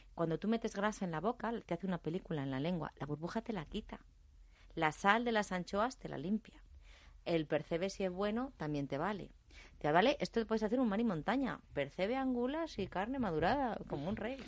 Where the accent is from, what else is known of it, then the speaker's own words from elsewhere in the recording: Aranda de Duero, Castile and León, Spain; moved away; also born or lived in Catalonia; Yo soy de Aranda de Duero